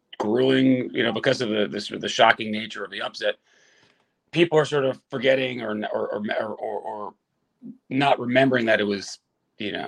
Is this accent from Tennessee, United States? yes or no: no; Long Island, New York, United States; I'm from Long Island